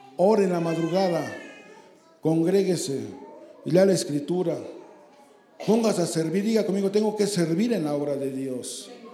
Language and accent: Spanish; Santa Julia, Mexico; Yo soy de Santa Julia